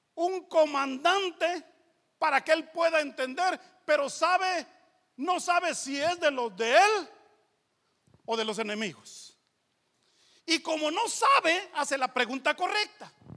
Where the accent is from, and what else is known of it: Guatemala; moved away; also born or lived in Los Angeles, United States